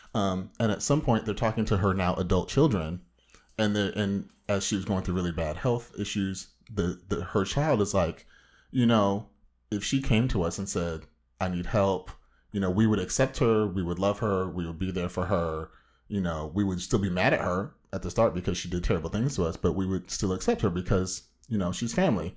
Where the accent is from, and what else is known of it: Orange County, Southern California, United States